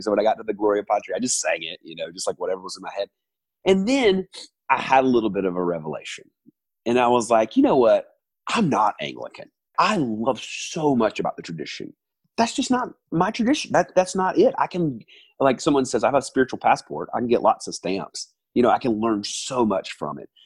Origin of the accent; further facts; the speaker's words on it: the South, United States; moved away as an adult; also born or lived in New York; now in Atlanta, United States; I'm originally from the South